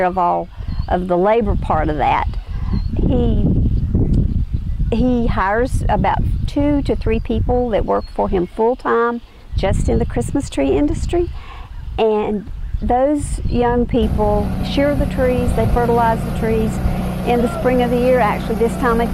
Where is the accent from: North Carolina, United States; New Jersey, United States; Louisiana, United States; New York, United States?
North Carolina, United States; Watauga County; I was born here in Watauga County. I have lived in Watauga County my entire life.